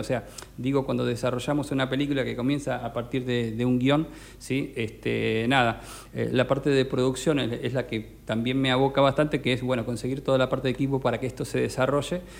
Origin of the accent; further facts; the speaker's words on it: Necochea, Buenos Aires Province, Argentina; moved away as an adult; now in Mar del Plata, Argentina; soy necochense, estoy radicado desde que me fui a estudiar allí